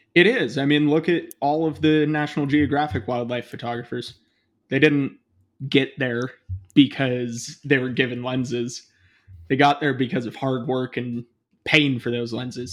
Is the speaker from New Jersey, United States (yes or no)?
no; Bay Area, east of San Francisco, California, United States; moved away as an adult; also born or lived in Portland; I grew up in the Bay Area, um, kind of east of, uh, San Francisco